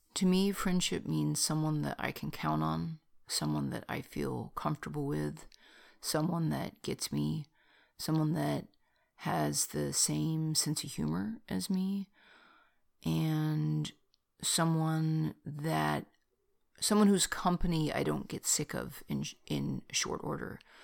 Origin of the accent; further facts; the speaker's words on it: Bay Area, California, United States; I was born in California and the Bay Area